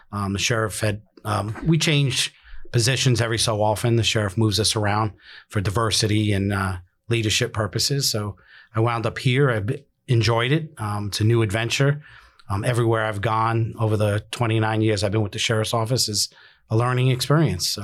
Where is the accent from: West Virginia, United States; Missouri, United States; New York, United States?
New York, United States; New York City; moved away as an adult; now in Pasco County, United States; originally born and raised in the Bronx, uh, moved down here as a young adult